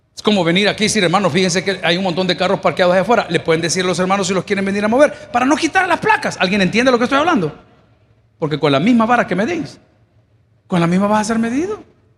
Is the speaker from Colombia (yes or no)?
no; El Salvador; moved away; yo soy salvadoreño